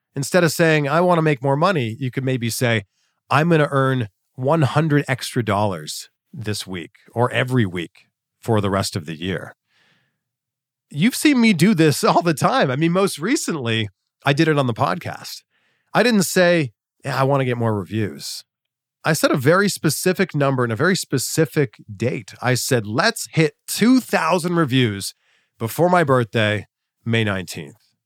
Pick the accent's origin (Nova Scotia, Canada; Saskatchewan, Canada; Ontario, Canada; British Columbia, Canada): Ontario, Canada; my hometown, Chex T V in Peterborough, Ontario